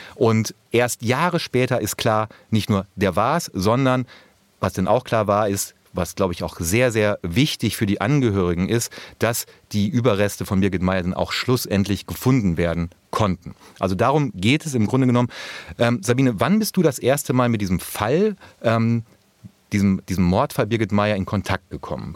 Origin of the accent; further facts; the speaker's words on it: North Rhine-Westphalia, Germany; als Ostwestfale